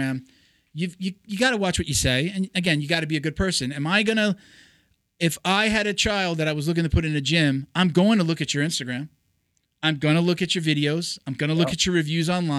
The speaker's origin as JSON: {"language": "English", "region": "New York", "country": "United States", "accent": "New York", "moved": "as an adult", "lives_now": "Florida, United States", "said": "I'm from New York. So I know, you know, I still got the, hey, you know, like the coffee, water, mother, you know. Everybody I moved down to Florida with was from New York. So it was hard to lose the accent"}